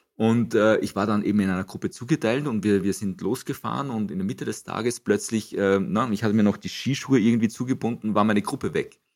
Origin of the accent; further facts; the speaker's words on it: Gmunden, Upper Austria, Austria; moved away as an adult; also born or lived in Frankfurt; Ich bin hier in Gmunden aufgewachsen